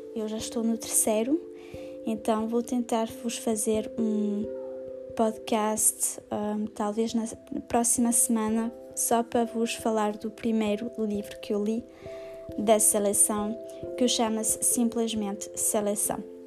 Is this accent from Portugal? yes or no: yes; Portugal; now in near Paris, France; eu vivo em França e sou portuguesa